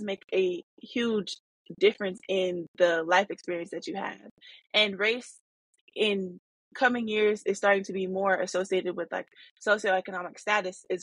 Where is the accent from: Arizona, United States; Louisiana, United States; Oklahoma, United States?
Arizona, United States; moved away as an adult; now in Detroit, United States; growing up in Arizona and being in a black city now in Detroit, Michigan